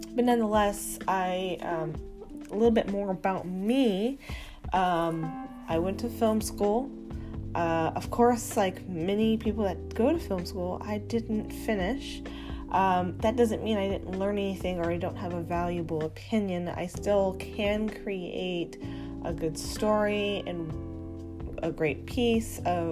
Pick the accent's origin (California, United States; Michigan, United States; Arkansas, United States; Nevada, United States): California, United States; Los Angeles; born and raised in Hollywood